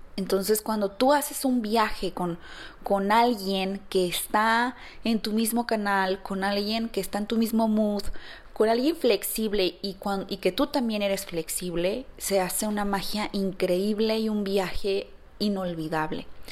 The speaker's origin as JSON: {"language": "Spanish", "region": "San Luis Potosí", "country": "Mexico", "moved": "as an adult", "lives_now": "Guadalajara, Mexico", "said": "Yo no soy de aquí, yo, yo soy de San Luis Potosí"}